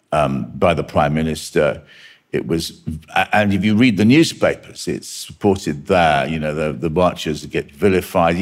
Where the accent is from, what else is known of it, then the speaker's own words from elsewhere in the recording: United Kingdom; I'm very proud to be British, or I was